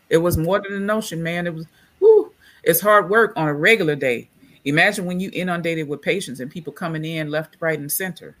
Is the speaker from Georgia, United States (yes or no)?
no; Louisiana, United States; and I'm from Louisiana. So Louisiana is very spiritual.